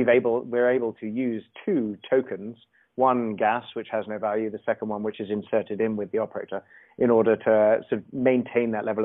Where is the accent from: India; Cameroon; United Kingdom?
United Kingdom; England; I'm English